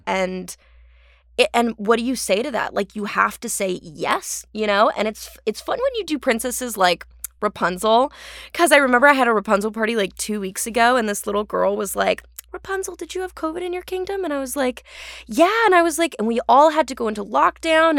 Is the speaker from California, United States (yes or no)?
yes; Orange County, California, United States; accent: Californian; now in Los Angeles, United States; I'm from Orange County